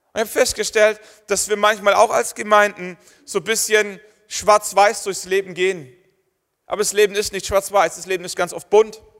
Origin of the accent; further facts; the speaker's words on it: Germany; Wir sind Deutsche